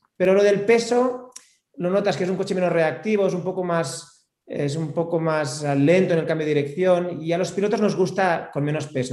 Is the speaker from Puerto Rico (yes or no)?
no; Spain; aquí en España